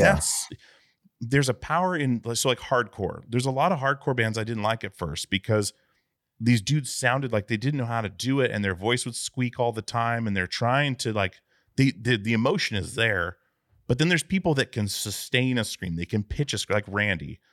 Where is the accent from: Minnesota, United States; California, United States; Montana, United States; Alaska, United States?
Alaska, United States; I grew up in Alaska